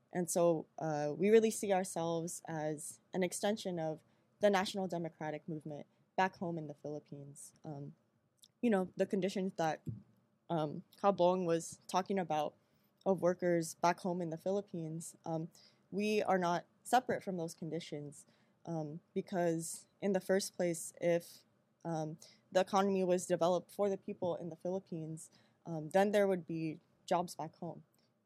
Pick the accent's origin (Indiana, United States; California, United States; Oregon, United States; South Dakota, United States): California, United States; San Diego; a lot of us are Filipino Americans, you know, we were born here, but we do not see ourselves as separate from the conditions back home. You know, especially because growing up in San Diego, growing up in the U.S.